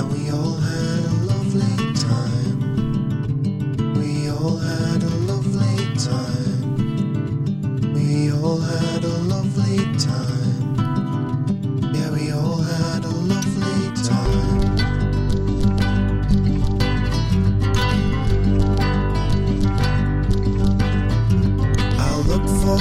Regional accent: Guisborough, North East England, United Kingdom; now in Isle of Man; When I was growing up in Gisborough in the northeast of England

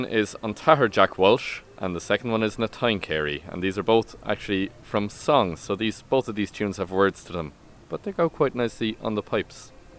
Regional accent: Berlin, Germany; born there; I'm German on my mother's side. I was born in Berlin, for the lovely listeners who didn't know this before. That's where I was born.

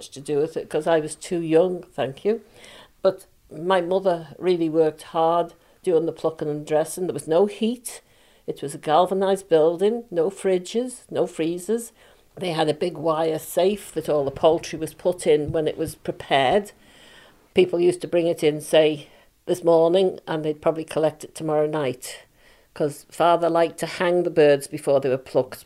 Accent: Isle of Man; I was born in Lazare a long time ago. I was born at Glentrammon.

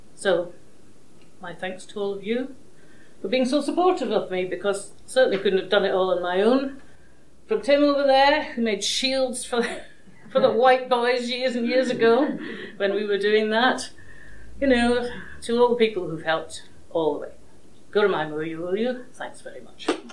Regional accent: Edinburgh, Scotland, United Kingdom; now in Isle of Man; I'm a Scot, I was born and brought up in Edinburgh

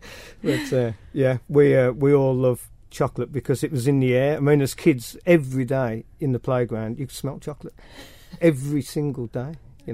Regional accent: Birmingham, West Midlands, United Kingdom; now in Isle of Man; I'm from Birmingham.

